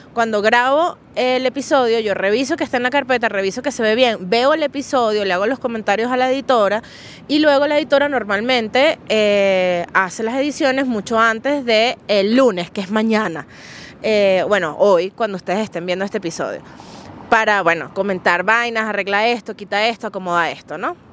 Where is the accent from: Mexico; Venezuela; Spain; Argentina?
Venezuela; Yo soy de Venezuela.